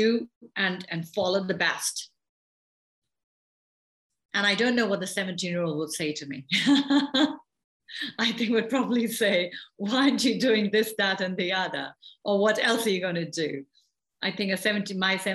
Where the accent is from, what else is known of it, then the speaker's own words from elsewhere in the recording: India; also born or lived in England / Canada; now in United States; I grew up in India, I went to school in England, I lived in Canada, I'm here now, I've lived in many other places